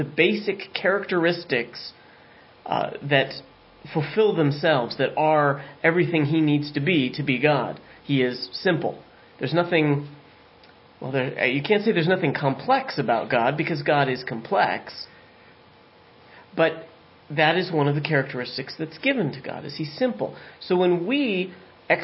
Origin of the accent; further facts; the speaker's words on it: San Diego, California, United States; now in southwestern Pennsylvania, United States; I'm from San Diego